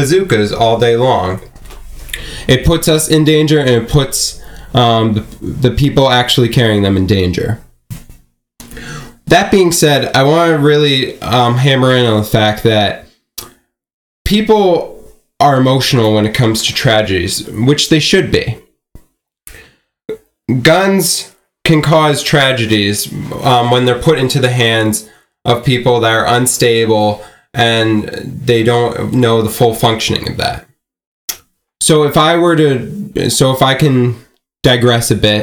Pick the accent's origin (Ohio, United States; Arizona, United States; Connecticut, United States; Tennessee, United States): Connecticut, United States; Newtown; I am from Newtown